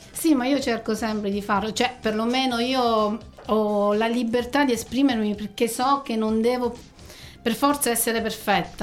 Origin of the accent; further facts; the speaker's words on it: Nereto, Abruzzo, Italy; io che vengo da Nereto